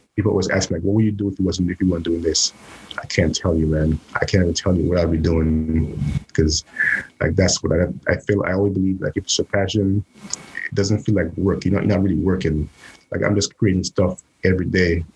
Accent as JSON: {"language": "English", "country": "St. Lucia", "tie": "born or raised there", "moved": "as an adult", "lives_now": "New York, United States", "said": "I was born in the Caribbean, St. Lucia"}